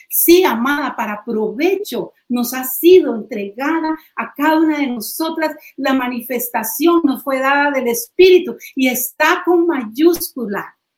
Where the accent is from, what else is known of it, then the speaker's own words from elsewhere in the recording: Costa Rica; decimos en Costa Rica